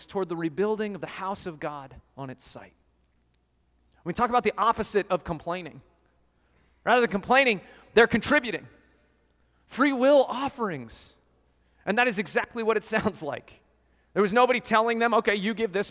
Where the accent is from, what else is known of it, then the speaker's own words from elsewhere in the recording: Colorado, United States; growing up in Colorado, I did lots of hiking in the mountains